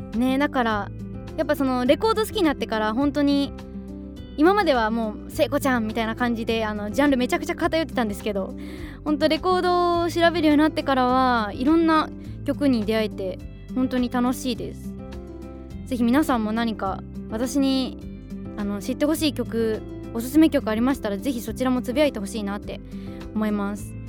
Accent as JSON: {"language": "Japanese", "town": "Tsuchiura", "region": "Ibaraki", "country": "Japan", "tie": "born or raised there", "said": "茨城県の土浦市出身なんですって私 と全く一緒なんですよ"}